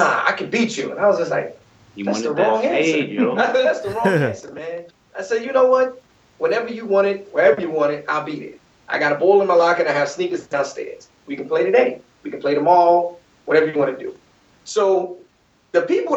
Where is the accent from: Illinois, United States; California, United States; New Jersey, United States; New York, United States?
New York, United States; I'm from New York